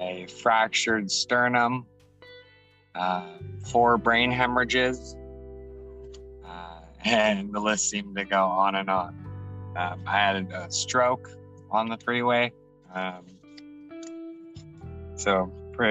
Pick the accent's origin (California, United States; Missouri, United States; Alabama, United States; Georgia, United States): California, United States; Los Angeles; born and raised in Los Angeles, lived here my whole life